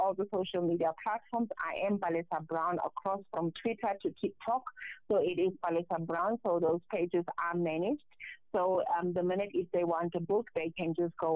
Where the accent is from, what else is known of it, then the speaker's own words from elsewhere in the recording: North West, South Africa; I'm from the Northwest province.